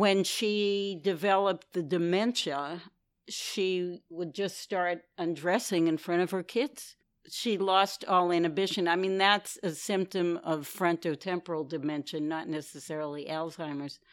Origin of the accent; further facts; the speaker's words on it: New York City, New York, United States; I'm from New York City, Manhattan. I've been here for most of my life